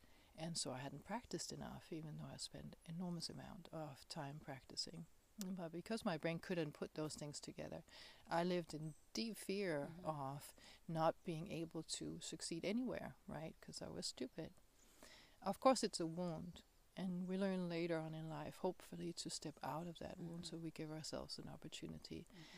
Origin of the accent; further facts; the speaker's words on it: Denmark; English is a second language; moved away; I came all the way from Denmark, and I had to detour and to a lot of places in the world to find a space where this form that I live, the being that I am, is acceptable